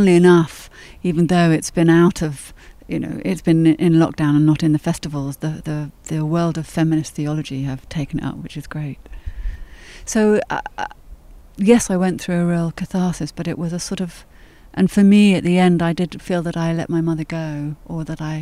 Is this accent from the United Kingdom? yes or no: yes; England, United Kingdom; also born or lived in France; in England, I'm mainly seen as English. Nobody thinks that I'm French, and I don't have a French accent